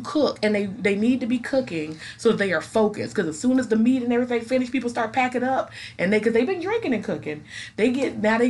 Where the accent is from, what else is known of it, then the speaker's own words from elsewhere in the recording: Charlotte, North Carolina, United States; Because my people are from, like, a small town in South Carolina. I'm from Charlotte.